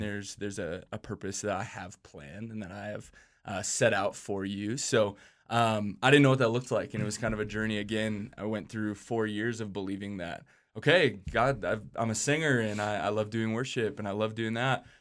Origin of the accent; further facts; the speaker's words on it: Minneapolis, Minnesota, United States; I grew up in Minneapolis, Minnesota